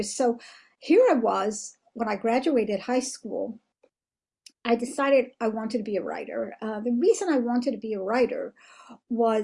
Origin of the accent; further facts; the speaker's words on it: United States; moved away as an adult; now in Israel; I was born in America